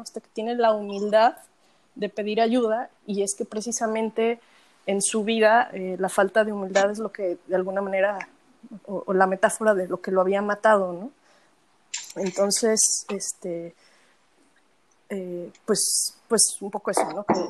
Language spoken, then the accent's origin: Spanish; Mexico; siendo mexicana, habiendo visto los altares toda mi vida